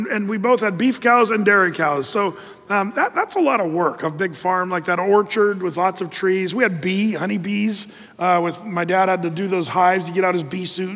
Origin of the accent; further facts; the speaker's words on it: Applegate Valley, southern Oregon, United States; Growing up in Applegate Valley as a kid, beautiful valley out in the middle of nowhere in southern Oregon